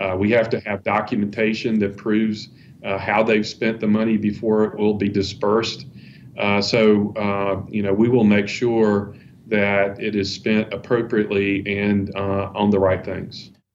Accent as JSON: {"language": "English", "town": "Columbia", "region": "South Carolina", "country": "United States", "tie": "born or raised there", "said": "Columbia is my hometown. I grew up here"}